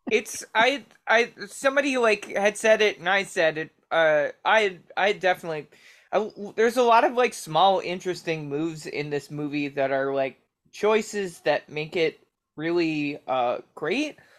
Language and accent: English; Baltimore, Maryland, United States; I'm from Baltimore